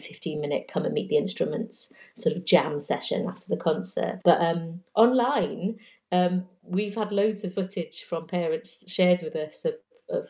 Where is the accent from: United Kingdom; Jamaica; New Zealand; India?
United Kingdom; Welsh, Wales; I'm Welsh